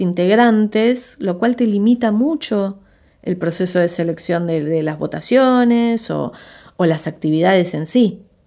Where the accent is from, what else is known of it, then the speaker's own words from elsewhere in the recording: Argentina; moved away as an adult; also born or lived in Los Angeles, United States; esta argentina expatriada de 22, 23 años